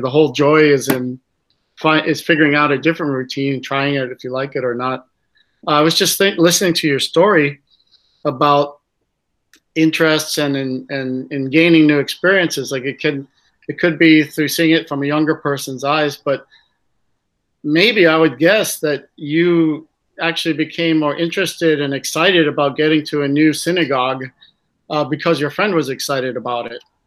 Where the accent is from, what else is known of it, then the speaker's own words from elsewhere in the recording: United States; as an American